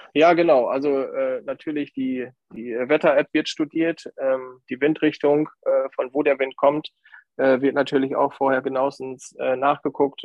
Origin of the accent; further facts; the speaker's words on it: County of Bentheim, Lower Saxony, Germany; Ich komme aus der Grafschaft Bentheim